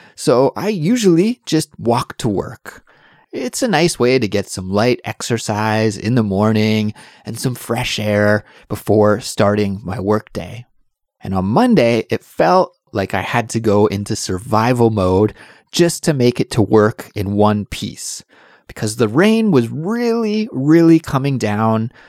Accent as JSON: {"language": "English", "country": "Canada", "moved": "yes", "lives_now": "Seoul, South Korea", "said": "I'm Canadian, but I do live in South Korea right now"}